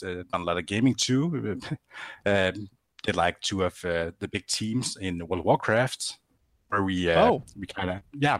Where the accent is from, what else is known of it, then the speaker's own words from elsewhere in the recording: Grenaa, Central Denmark Region, Denmark; I'm from a close town to it called Grenaa